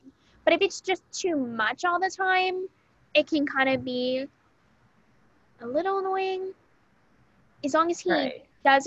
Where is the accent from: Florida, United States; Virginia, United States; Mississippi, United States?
Florida, United States; I'm from Florida.